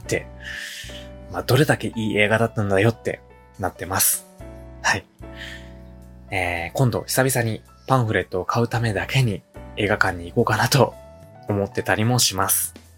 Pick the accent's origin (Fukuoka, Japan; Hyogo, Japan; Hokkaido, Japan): Hyogo, Japan; accent: Kansai dialect; 生まれも育ちも 兵庫県の喫水の関西人でやらせてもらってるんですけども